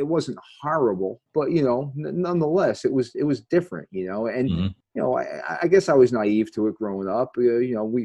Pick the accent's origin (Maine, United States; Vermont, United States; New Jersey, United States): New Jersey, United States; Lodi; I grew up in Lodi